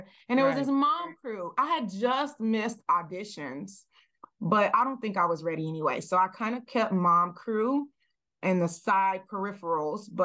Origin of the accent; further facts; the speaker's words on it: the South, United States; the way I was raised, I'm coming from the South